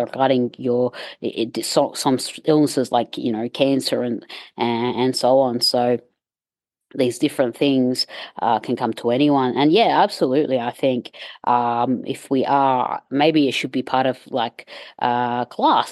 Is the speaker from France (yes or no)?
no; Egypt; I'm from Egypt